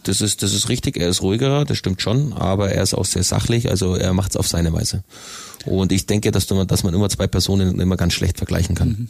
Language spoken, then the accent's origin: German; Königsbrunn, Bavaria, Germany; Also ich bin in Königsbrunn aufgewachsen